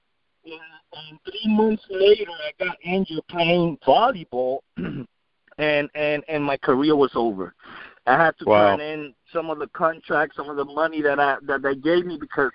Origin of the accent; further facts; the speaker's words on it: San Juan, Puerto Rico; now in United States; Well, I grew up in Puerto Rico, and I grew up in Rio Piedras, Puerto Rico.